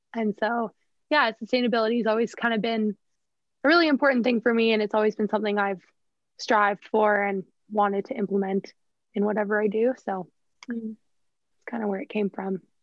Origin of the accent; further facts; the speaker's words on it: Fernie, British Columbia, Canada; also born or lived in Whistler / Victoria; growing up in Fernie, being such a small town